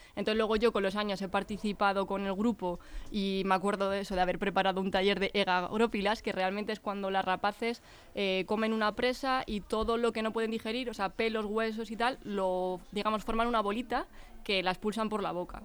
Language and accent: Spanish; Leganés, Community of Madrid, Spain; moved away as an adult; nací aquí, entonces he estado aquí en Leganés hasta los 25 años